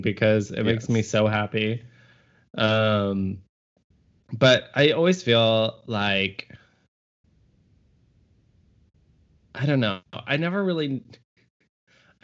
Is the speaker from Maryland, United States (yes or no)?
no; Texas, United States; I'm from Texas